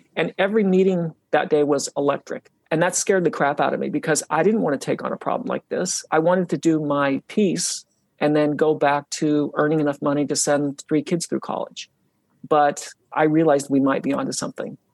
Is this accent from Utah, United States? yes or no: yes; Utah, United States; when I was young, I grew up in Utah and I grew up really close to the mountains.